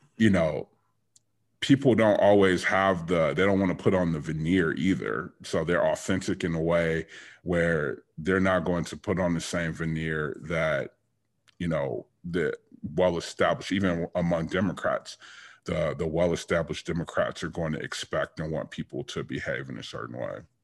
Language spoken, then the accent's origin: English; Detroit, Michigan, United States; I was born and raised in Detroit